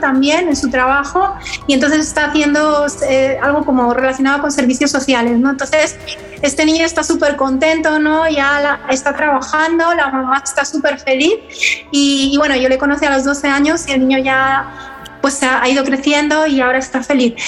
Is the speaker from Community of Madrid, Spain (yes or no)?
yes; Madrid, Community of Madrid, Spain; yo siendo madrileña